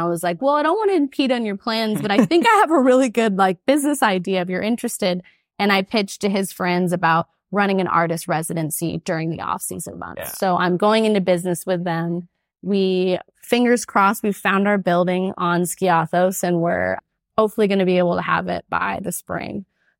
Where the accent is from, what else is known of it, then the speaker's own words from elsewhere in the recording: United States; as an American.